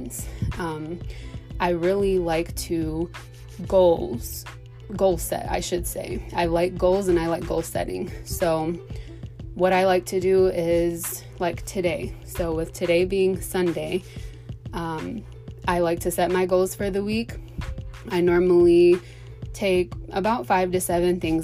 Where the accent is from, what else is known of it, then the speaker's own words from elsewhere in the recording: Michigan, United States; I'm a Michigan native. Born and raised in Michigan